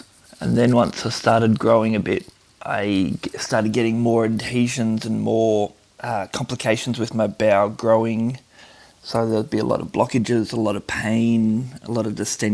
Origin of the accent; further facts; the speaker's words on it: Traralgon, Victoria, Australia; I was born in Traralgon, Victoria